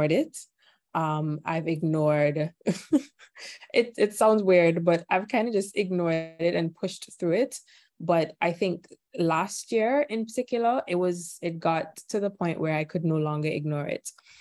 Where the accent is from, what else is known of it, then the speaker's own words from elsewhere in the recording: Antigua & Barbuda; I am from Antigua. It's a tiny island in the Caribbean